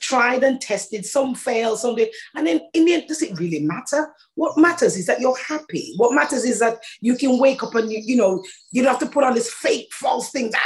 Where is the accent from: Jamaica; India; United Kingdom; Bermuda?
Jamaica; moved away; I'm Jamaican born